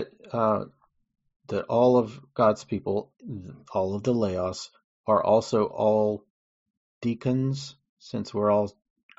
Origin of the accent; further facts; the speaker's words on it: United States; I grew up in the Baptist church, at least here in the US.